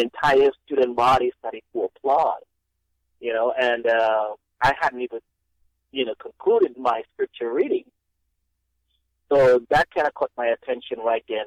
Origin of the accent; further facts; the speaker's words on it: Dominica; moved away as an adult; now in United States; growing up in Dominica